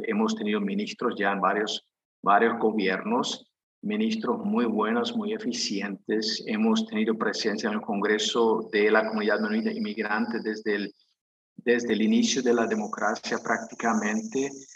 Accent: Paraguay; soy paraguayo de nacimiento

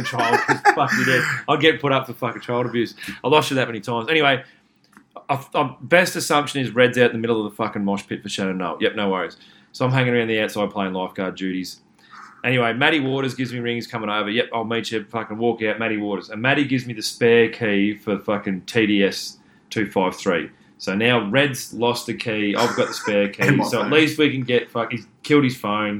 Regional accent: Cobar, New South Wales, Australia; I'm from Cobar

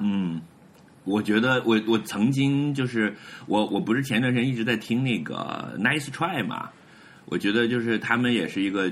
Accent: Hebei, China; 我作为一个河北人，我来自美学洼地

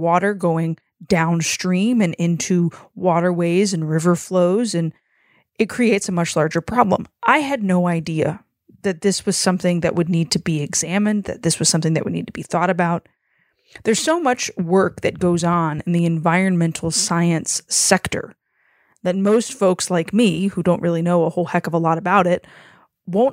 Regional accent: Lake Charles, Louisiana, United States; my hometown, the city of Lake Charles

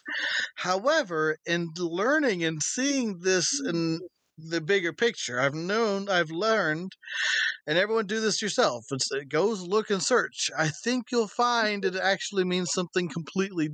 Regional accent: United States; born and raised and living in this country.

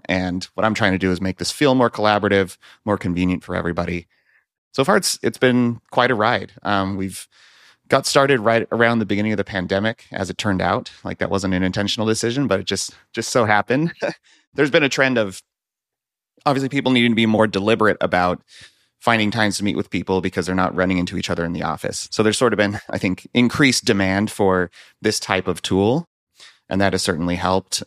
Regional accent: Central Valley, California, United States; moved away as an adult; now in Minneapolis, United States; I'm actually originally from California, grew up in the Central Valley, surrounded by fruit trees

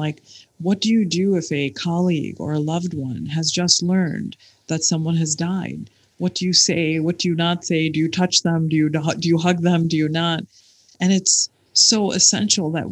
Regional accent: Michigan, United States; now in United Arab Emirates; I grew up in Michigan

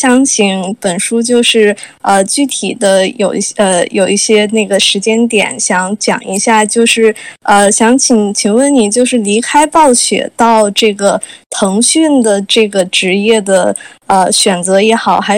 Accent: China; 作为一个中国人在北美的中国工作室和北美的这种本土工作室，呃，有这样的工作的体验

